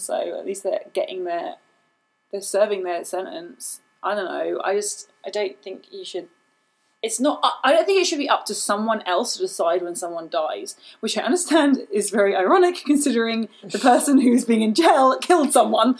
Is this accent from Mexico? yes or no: no; England, United Kingdom; accent: British; moved away; I grew up in England